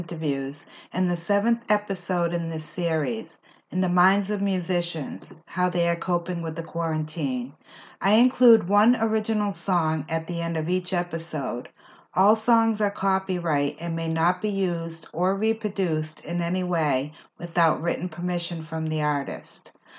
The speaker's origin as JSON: {"language": "English", "region": "New England", "country": "United States", "tie": "born or raised there", "accent": "East Coast", "said": "I grew up in New England, and I used to enjoy the seasons when we had actual four seasons"}